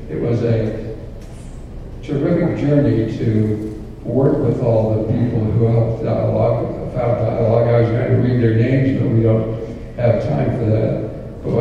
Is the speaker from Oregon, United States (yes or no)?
no; Phoenix, Arizona, United States; moved away; coming from Phoenix, I always felt those of us who lived outside of Utah didn't have a voice in the church.